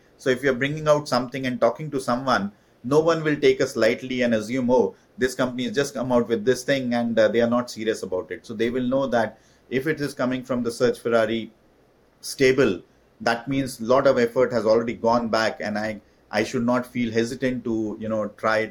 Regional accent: India; moved away as an adult; when I moved from India to do my MBA in France

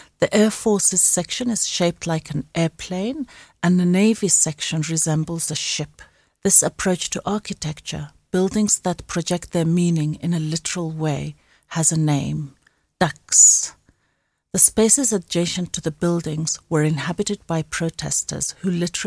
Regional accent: Sudan; moved away; also born or lived in South Africa; I revisit my home country of the Sudan

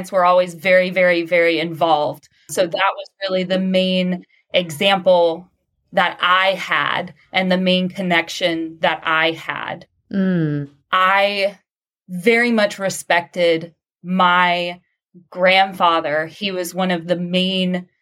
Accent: Southeast Texas, United States; I grew up and now live in Southeast Texas

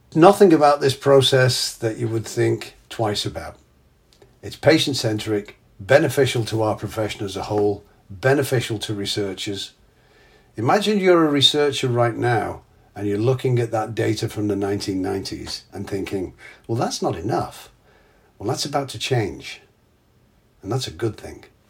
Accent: England, United Kingdom; moved away; I'm English

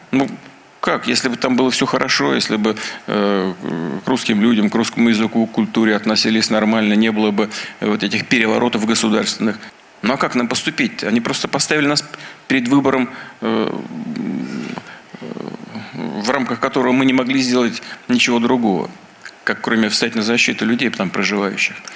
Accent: Donetsk, Donetsk Oblast, Ukraine; Небольшое стихотворение, посвященное моему городу, моему родному городу. Я дончанка.

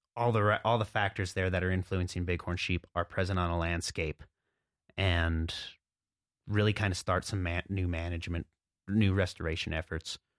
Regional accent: Jackson, Montana, United States; I grew up here in Montana in the southwest corner, a little town called Jackson

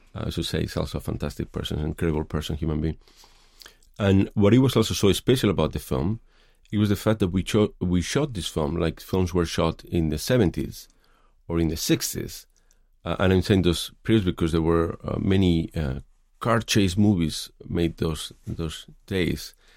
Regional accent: Madrid, Community of Madrid, Spain; moved away as an adult; also born or lived in Los Angeles, United States; now in San Francisco, United States; I grew up in Madrid

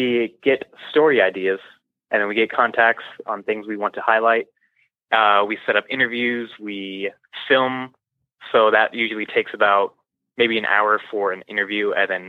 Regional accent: San Antonio, Texas, United States; also born or lived in New Orleans, Louisiana; I was born in New Orleans, lived there for about a good 8 years of my life. Then I moved down to San Antonio, Texas, actually right down the street from Lackland Air Force Base.

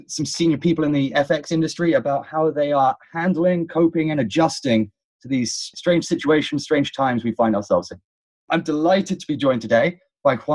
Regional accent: London, United Kingdom; now in New York, United States; I'm based in New York, but I'm from London

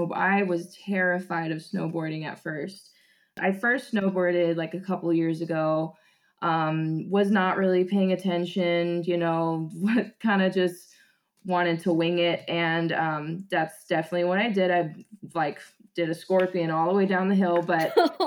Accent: Hawaii, United States; moved away as an adult; now in Oregon, United States; I grew up in Hawaii and I actually live on the island of Kauai

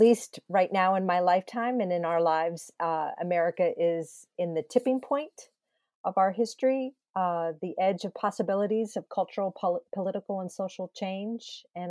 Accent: Pennsylvania, United States; also born or lived in Dayton, Ohio; growing up in Pennsylvania, my world history classes in high school and going to college in Dayton, Ohio at Wright State University back in the mid to late 1980s.

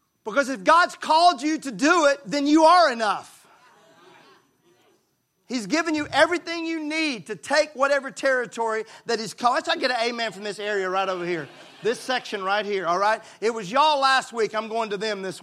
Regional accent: Mississippi, United States; I was raised in Mississippi

